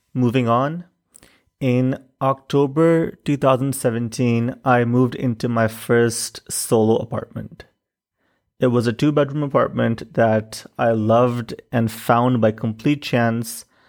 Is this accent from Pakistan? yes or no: yes; Pakistan; moved away as an adult; also born or lived in Chicago; In Pakistan, I grew up with different kinds of privilege.